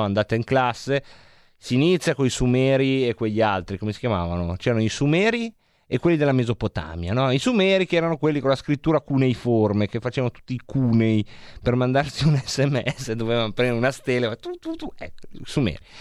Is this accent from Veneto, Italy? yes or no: no; Varese, Lombardy, Italy; di Varese